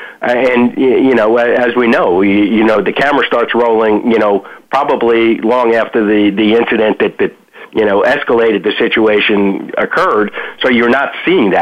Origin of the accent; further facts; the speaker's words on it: Yonkers, New York, United States; moved away as an adult; also born or lived in Manhattan, New York; now in South Florida, United States; I was actually born in Manhattan. Family moved to Yonkers when I was five. And I lived in Yonkers until 1982 when I moved to South Florida